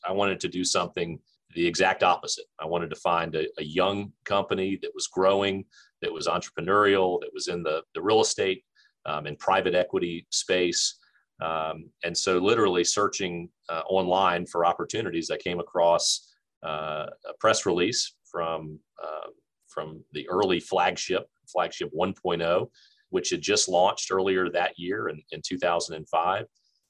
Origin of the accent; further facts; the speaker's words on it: Richmond, Virginia, United States; moved away as an adult; also born or lived in Harrisonburg, Virginia / Charlotte, North Carolina; now in North Carolina, United States; So before moving to North Carolina, I was born and raised in Richmond, Virginia. Lived there my whole childhood.